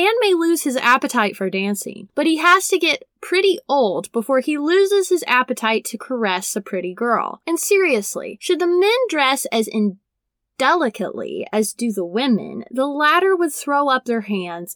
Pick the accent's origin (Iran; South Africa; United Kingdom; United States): United States; Brown County, Indiana; my small hometown, Brown County, in Indiana.